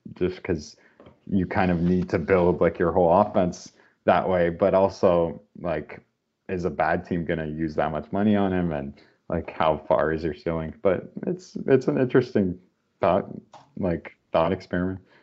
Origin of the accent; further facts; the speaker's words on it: Canada; we're Canadian